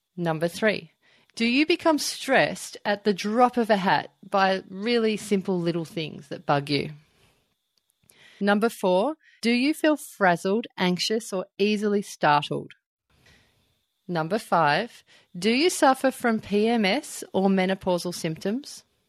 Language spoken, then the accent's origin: English; Melbourne, Victoria, Australia; now in Byron Bay, Australia; I live up in Byron Bay. I'm originally from Melbourne.